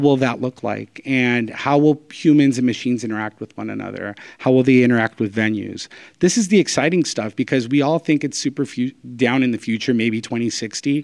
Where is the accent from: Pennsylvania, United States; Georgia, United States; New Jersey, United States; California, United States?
California, United States; Southern; born and raised in Southern California